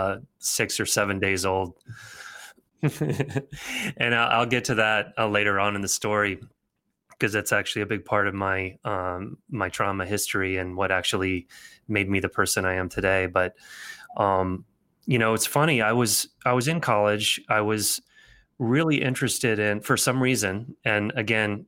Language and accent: English; Nashville, Tennessee, United States; moved away as an adult; also born or lived in Alabama / Philadelphia; I grew up in Nashville. I was born in Alabama. I was from the South, super Southern thing